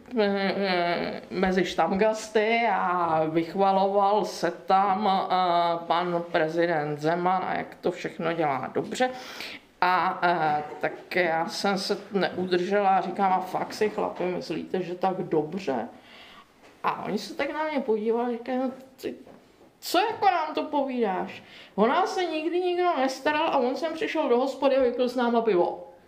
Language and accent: Czech; Czechia; pocházím spíše z Posázaví či Blanicka